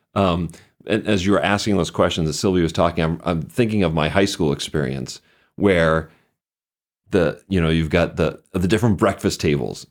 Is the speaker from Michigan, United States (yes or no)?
no; Boston, Massachusetts, United States; I grew up just outside of Boston